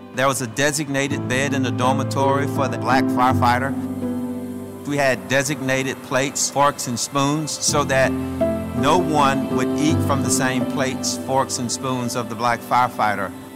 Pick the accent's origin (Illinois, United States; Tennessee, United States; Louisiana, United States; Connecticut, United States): Louisiana, United States; Shreveport; When I was growing up in Shreveport